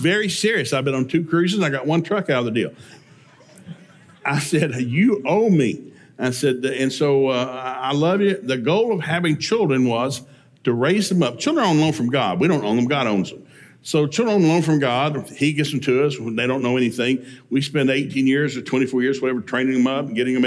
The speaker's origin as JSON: {"language": "English", "region": "East Tennessee", "country": "United States", "tie": "born or raised there", "moved": "yes", "said": "I grew up in East Tennessee on a 400-acre farm in the middle of nowhere"}